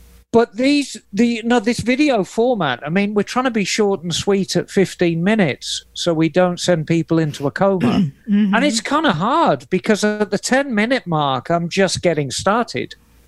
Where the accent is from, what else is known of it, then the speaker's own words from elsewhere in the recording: Dakar, Senegal; I was raised and born in Dakar in Senegal.